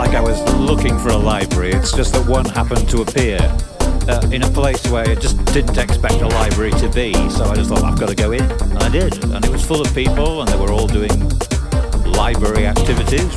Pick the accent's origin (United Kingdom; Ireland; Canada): United Kingdom; England; I'm from England, actually.